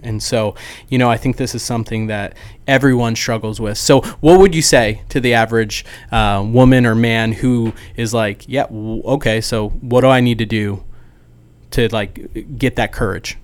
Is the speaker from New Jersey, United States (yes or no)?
yes; New Jersey, United States; now in Dallas, United States; I'm from New Jersey